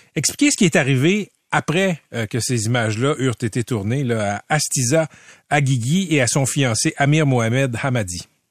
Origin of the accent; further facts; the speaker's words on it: Quebec, Canada; le Québec n'a pas le choix que de l'être parce qu'on est ce qu'on est, un peuple très minoritaire euh, en, Amérique du Nord, dont le français est le socle